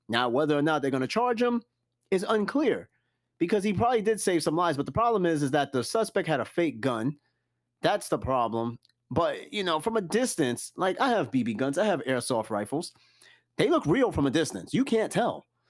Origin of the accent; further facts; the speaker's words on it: New York, United States; I'm from New York and I'm in the military